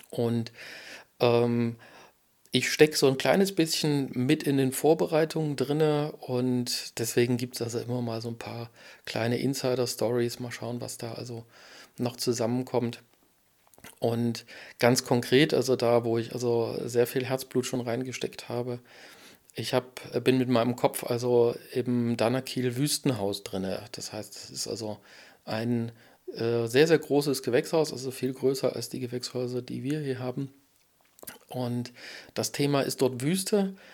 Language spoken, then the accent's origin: German; Erfurt, Thuringia, Germany; Als Erfurter habe ich natürlich Erfurt-Geschichten zu erzählen. Also ich liebe und äh, mag meine Heimatstadt Erfurt sehr als Blumenstadt